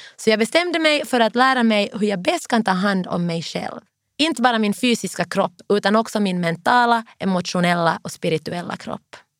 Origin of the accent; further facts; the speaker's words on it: Finland; now in London, United Kingdom; hemma i Finland